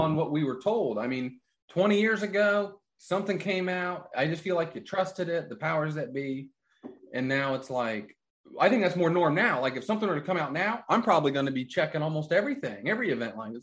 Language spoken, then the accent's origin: English; Midwest, United States; I'm from the Midwest.